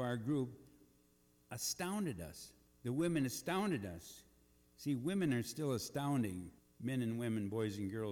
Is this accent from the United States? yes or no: yes; Eagle Bend, Minnesota, United States; moved away; those meetings that met in Eagle Bend, my hometown